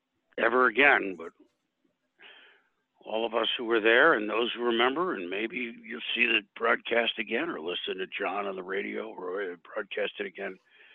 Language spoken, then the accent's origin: English; Connecticut, United States; I grew up in Connecticut, which is between New York and Boston